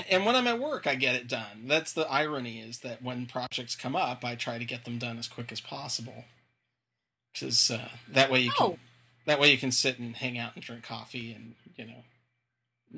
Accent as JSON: {"language": "English", "area": "Inland Empire", "region": "Southern California", "country": "United States", "tie": "born or raised there", "said": "growing up in Southern California, is specifically in that Inland Empire area"}